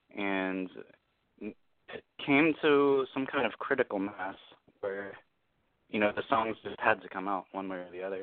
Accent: Nashville, Tennessee, United States; now in Orange County, United States; born and raised in Nashville.

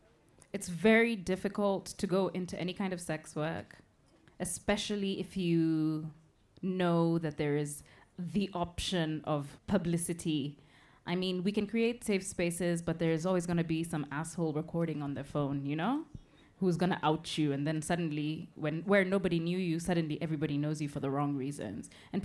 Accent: Kenya; A Kenyan. As a Kenyan queer woman.

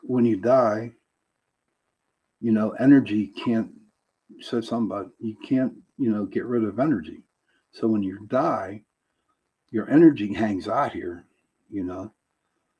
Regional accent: Pittsburgh, Pennsylvania, United States; I'm from Pittsburgh

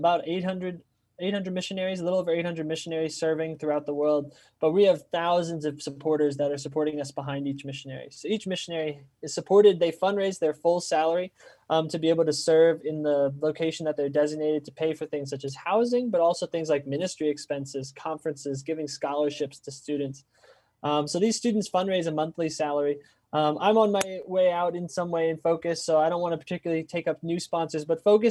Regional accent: Reading, Pennsylvania, United States; a new campus in Reading, which is my hometown

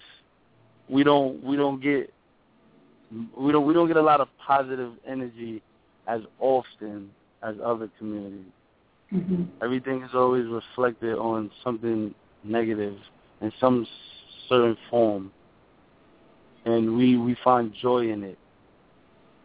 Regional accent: New York City, New York, United States; I'm from the Harlem

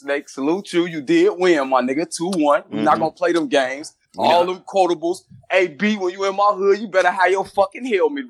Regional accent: Chicago, Illinois, United States; Tony, bro, I'm from Chicago.

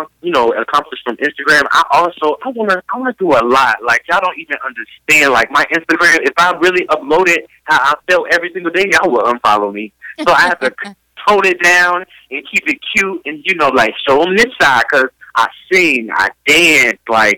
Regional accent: Tallahassee, Florida, United States; I'm from Tallahassee, Florida

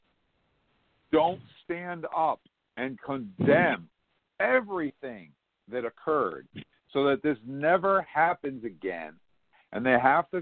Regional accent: United States; as an American.

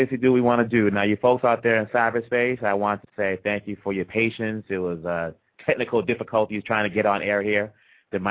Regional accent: Kinshasa, DR Congo; also born or lived in Maniema / Kasai; now in Los Angeles, United States; I was born in Kinshasa

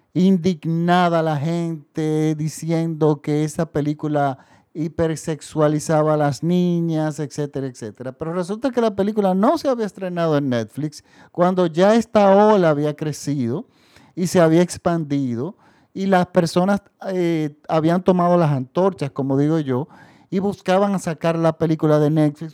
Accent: Dominican Republic; En mi país, el público masivo no consume cine francés

